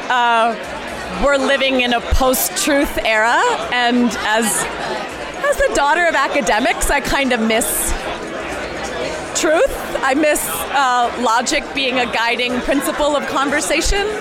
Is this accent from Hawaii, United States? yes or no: yes; Hawaii, United States; like I come from Hawaii, and like the day I get to celebrate a native Hawaiian female filmmaker who's being given a giant voice and a platform